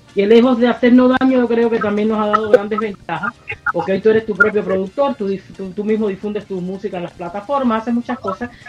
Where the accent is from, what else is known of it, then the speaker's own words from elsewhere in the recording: Camagüey, Cuba; moved away; soy oriunda de Camagüey, eh, de una linda ciudad de, Cuba